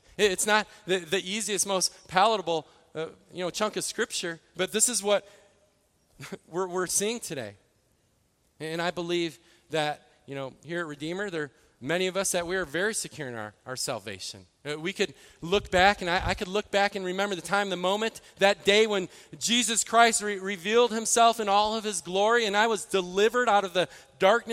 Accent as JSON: {"language": "English", "region": "Midwest", "country": "United States", "tie": "born or raised there", "moved": "yes", "said": "I grew up in the Midwest"}